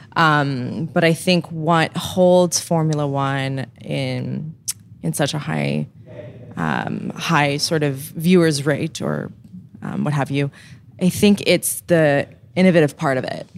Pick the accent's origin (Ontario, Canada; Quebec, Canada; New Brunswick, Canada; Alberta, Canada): Quebec, Canada; Montreal; I grew up in Montreal and it was very much part of the culture of my family